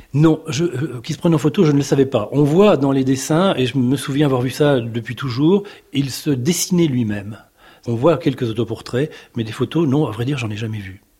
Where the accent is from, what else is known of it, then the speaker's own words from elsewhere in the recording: Bourges, Centre-Val de Loire, France; Quand j'étais petit, j'étais à Bourges.